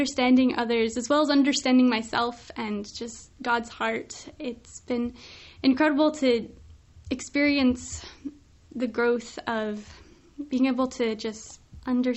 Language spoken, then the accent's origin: English; Salt Lake City, Utah, United States; now in Southern California, United States; I'm from Salt Lake City, Utah originally, but I call Southern California my home.